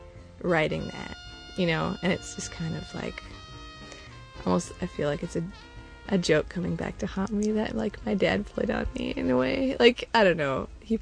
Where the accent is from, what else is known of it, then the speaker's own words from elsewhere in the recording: Northern Michigan, United States; I'm from Northern Michigan, which I still think is a pretty special place. It's kind of out there as far as, you know, away from cities, and we get a lot of snow, and it gets really cold in the winter.